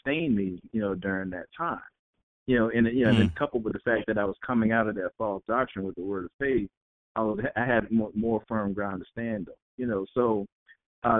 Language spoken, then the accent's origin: English; East Coast, United States; I'm from the East Coast